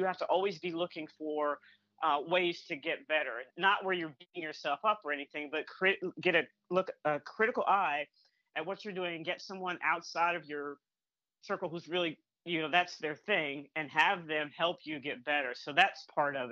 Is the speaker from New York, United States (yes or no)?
no; North Carolina, United States; also born or lived in Michigan / Massachusetts; now in Atlanta, United States; I grew up in North Carolina and, and I live in the Atlanta area now